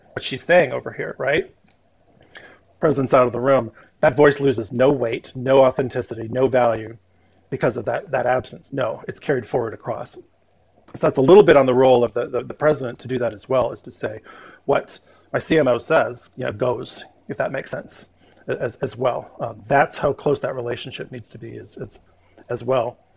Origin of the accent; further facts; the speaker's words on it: Minnesota, United States; moved away; also born or lived in Florida / Texas / Dubuque, Iowa; I'm super partial to my my home state where I was born and, and returned twice at different times. I love Minnesota.